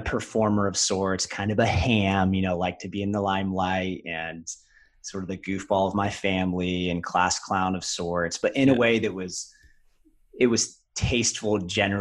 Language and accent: English; Ohio, United States; also born or lived in Orange County, California; I grew up half in Southern California and half Ohio.